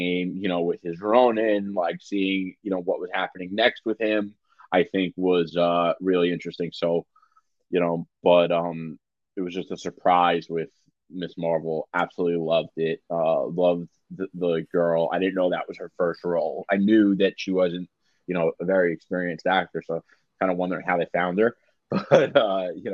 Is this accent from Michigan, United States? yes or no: no; New York City, New York, United States; as a New Yorker